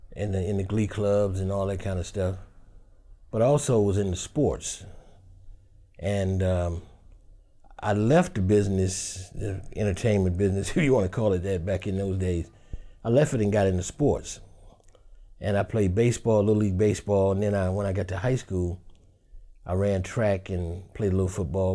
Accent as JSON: {"language": "English", "town": "Detroit", "region": "Michigan", "country": "United States", "tie": "born or raised there", "said": "I grew up in Detroit, Michigan."}